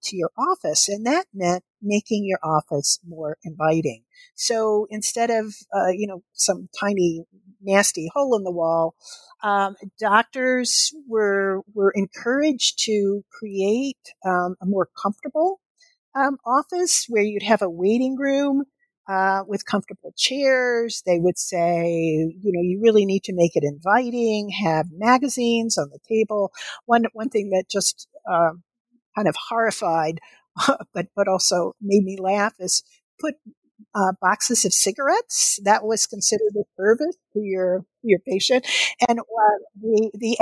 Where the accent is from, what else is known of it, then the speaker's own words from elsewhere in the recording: Kentucky, United States; the doctor's office that I went to as a child growing up in Kentucky